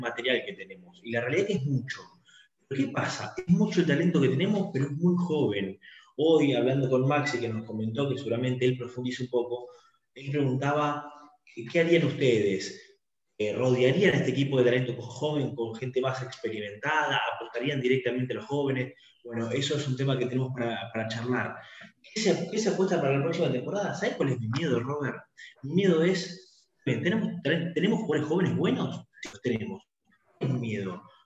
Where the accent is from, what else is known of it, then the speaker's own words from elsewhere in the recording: Argentina; de Argentina